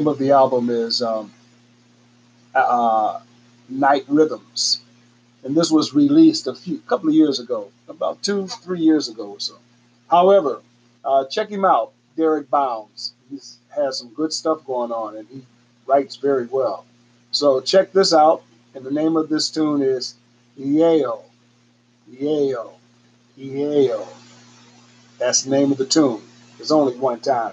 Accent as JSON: {"language": "English", "town": "Pittsburgh", "region": "Pennsylvania", "country": "United States", "tie": "born or raised there", "also_born_or_lived": "Chicago, Illinois / Los Angeles, California", "said": "I'm born in Chicago as well, from Chicago. But I was raised in Pittsburgh, Pennsylvania. Lived for about 9 years, 8-9 years in Los Angeles, California, when I was in my single digits."}